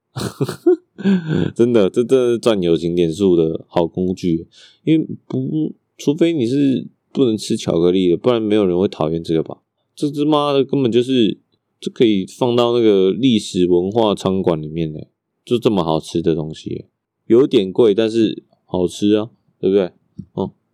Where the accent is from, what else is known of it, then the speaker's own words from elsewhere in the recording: Taipei, Taiwan; 我是台北出生啊